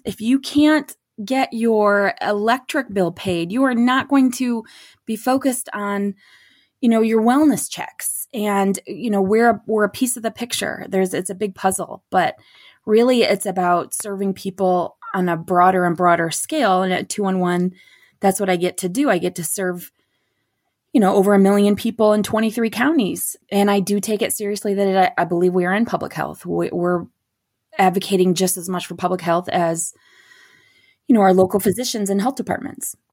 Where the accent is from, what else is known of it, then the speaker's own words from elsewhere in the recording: Beaverton, Michigan, United States; also born or lived in Midland, Michigan; now in Gladwin, United States; I grew up in Beaverton, Beaverton, Michigan